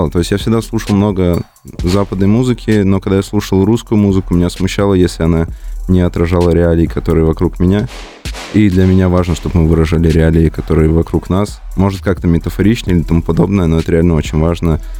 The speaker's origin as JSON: {"language": "Russian", "region": "Komi Republic", "country": "Russia", "moved": "yes", "said": "Нет, нет, я человек из Коми, и я всегда буду представлять именно тот регион."}